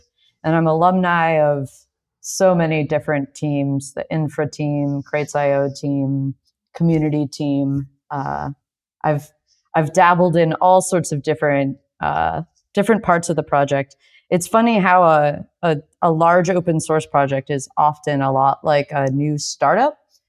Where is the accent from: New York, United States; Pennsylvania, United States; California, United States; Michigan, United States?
New York, United States; New York City; moved away as an adult; now in Austin, United States; So I just moved to Austin, Texas earlier this year. I'm originally from New York City.